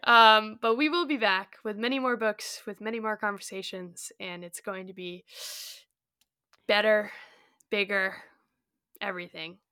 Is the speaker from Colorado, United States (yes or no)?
yes; Colorado, United States; I grew up in Colorado